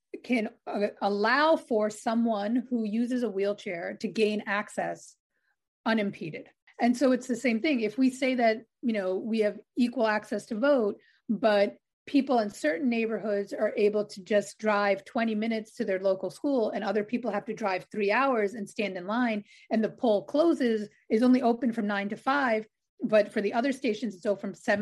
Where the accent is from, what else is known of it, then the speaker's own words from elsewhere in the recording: New York City, New York, United States; I grew up on Staten Island in New York